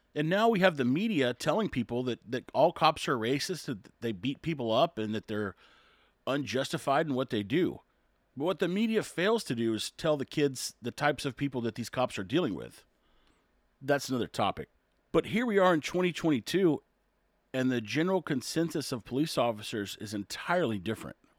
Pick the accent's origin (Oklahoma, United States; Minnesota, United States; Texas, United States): Texas, United States; Corpus Christi; I'm from Texas, Corpus Christi, Texas.